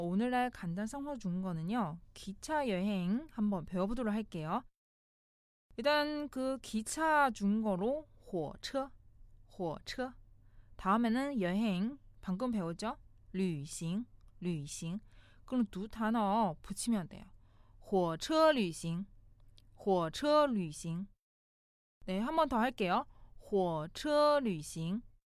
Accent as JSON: {"language": "Korean", "country": "China", "moved": "yes", "lives_now": "South Korea", "said": "중국에서 온 저"}